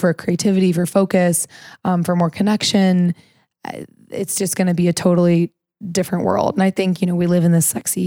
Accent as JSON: {"language": "English", "region": "Missouri", "country": "United States", "tie": "born or raised there", "said": "I grew up in Missouri"}